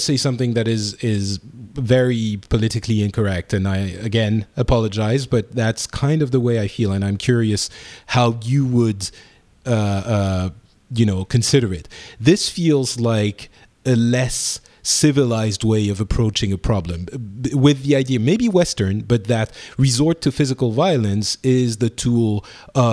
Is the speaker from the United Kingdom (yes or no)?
no; Lebanon; accent: French; now in France; I come from Lebanon, and I was born in Lebanon